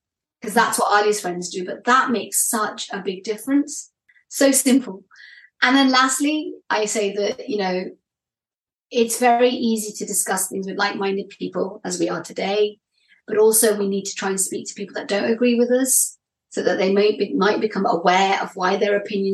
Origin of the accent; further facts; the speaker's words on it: United Kingdom; I'm British